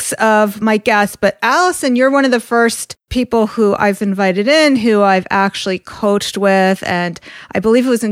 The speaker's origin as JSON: {"language": "English", "region": "New York", "country": "United States", "said": "I'm from New York. I'm very close to the city."}